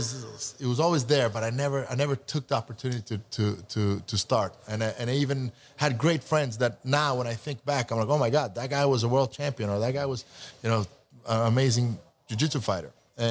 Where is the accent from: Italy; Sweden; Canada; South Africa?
Sweden; also born or lived in Montenegro / New York; now in California, United States; I'm from Montenegro. Montenegro, but I grew up in Sweden.